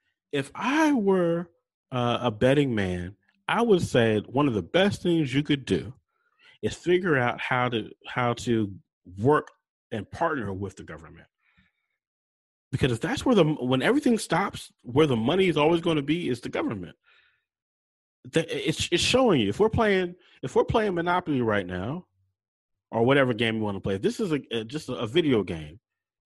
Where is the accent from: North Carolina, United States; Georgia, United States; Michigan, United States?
North Carolina, United States; Charlotte; I'm from Charlotte, North Carolina